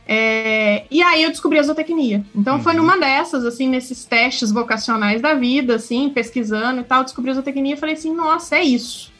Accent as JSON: {"language": "Portuguese", "town": "Uberaba", "region": "Minas Gerais", "country": "Brazil", "tie": "born or raised there", "said": "Eu nasci em Uberaba"}